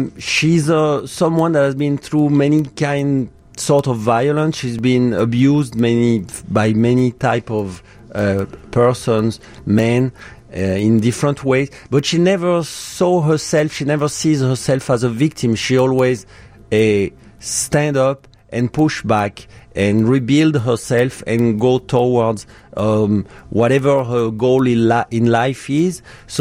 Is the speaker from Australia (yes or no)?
no; France; now in Chicago, United States; And I'm from France.